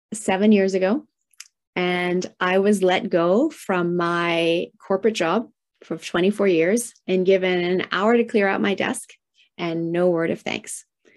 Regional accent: Tokyo, Japan; And I was raised in Tokyo, Japan in the 1970s. Heyday of manufacturing plants spewing out toxins into the atmosphere.

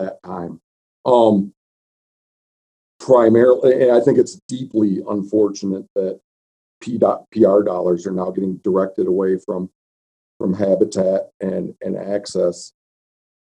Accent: Michigan, United States; moved away as an adult; also born or lived in Montana; now in Miles City, United States; where I grew up in Michigan

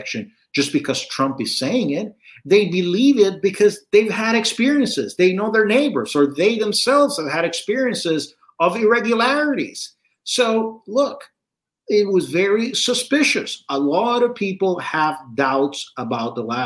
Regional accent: Puerto Rico; I was born and raised in Puerto Rico

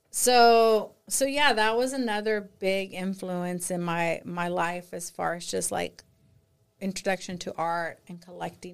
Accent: Austin, Texas, United States; born or raised there; also born or lived in San Antonio, Texas

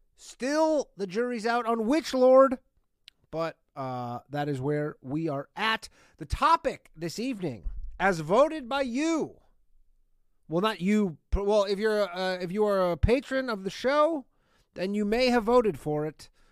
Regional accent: Burlington, Ontario, Canada; Burlington, Ontario, what is up? My hometown

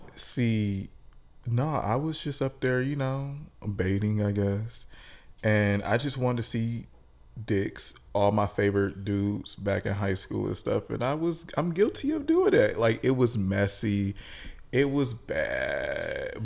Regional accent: Detroit, Michigan, United States; we are both from Detroit. We both went to high school together

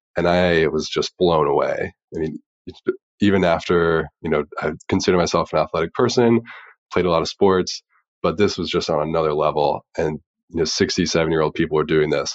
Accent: Dayton, Ohio, United States; growing up in Dayton, Ohio, and football is just king there

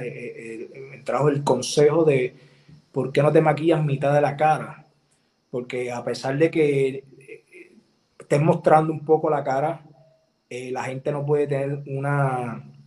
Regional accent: Puerto Rico; aquí en Puerto Rico, en mi tierra

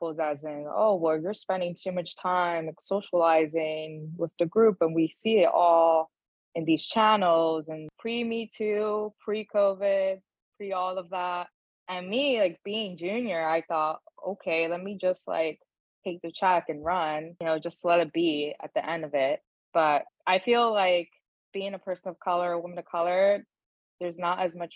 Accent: New York City, New York, United States; accent: Brooklyn; first language Spanish; English is a second language; also born or lived in Dominican Republic; I grew up in Bushwick and that was all Dominicans, Puerto Ricans

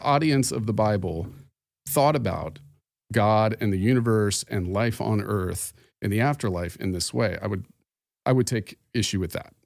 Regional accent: Phoenix, Arizona, United States; I am from Phoenix, Arizona

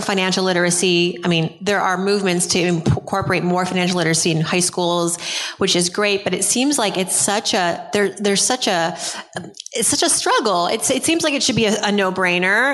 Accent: New York City, New York, United States; I'm from Brooklyn.

